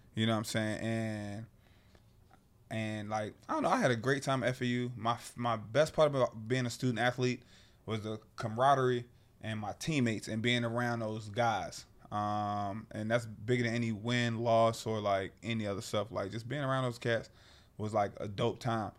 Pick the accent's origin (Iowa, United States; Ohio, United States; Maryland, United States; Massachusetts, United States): Maryland, United States; Annapolis; moved away as an adult; born and raised in Annapolis, Maryland